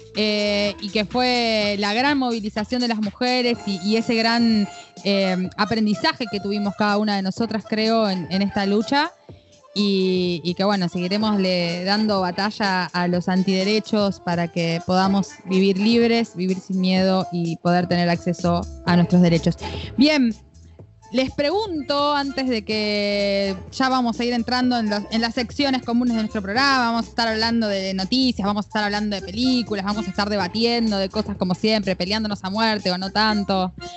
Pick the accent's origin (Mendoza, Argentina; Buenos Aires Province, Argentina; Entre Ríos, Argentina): Entre Ríos, Argentina; moved away; mi provincia querida Entre Ríos